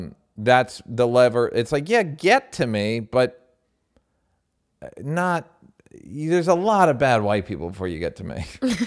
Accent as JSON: {"language": "English", "region": "Southern United States", "country": "United States", "tie": "born or raised there", "said": "I grew up in the South, and I know that racism abounds there and everywhere else."}